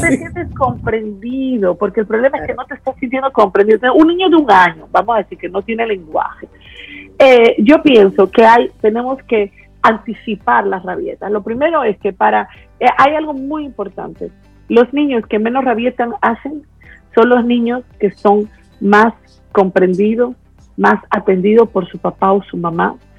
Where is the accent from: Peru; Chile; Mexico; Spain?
Peru; yo soy de Perú